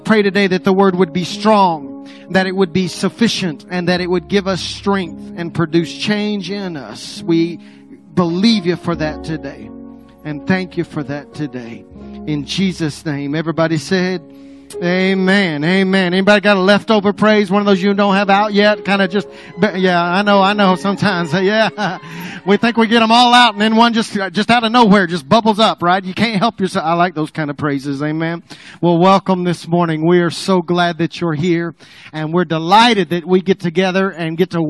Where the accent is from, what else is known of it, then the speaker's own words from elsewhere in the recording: Apache, Oklahoma, United States; now in Texas, United States; I grew up around Apache